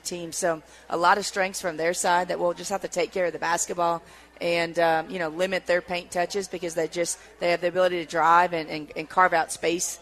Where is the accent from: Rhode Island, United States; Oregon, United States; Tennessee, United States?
Tennessee, United States; now in Boise, United States; I grew up in Tennessee